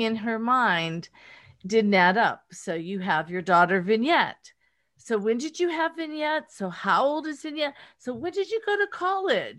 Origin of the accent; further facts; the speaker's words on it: rural Pennsylvania, United States; accent: Pittsburgh; now in Los Angeles, United States; I'm from rural Pennsylvania, grew up in, on a farm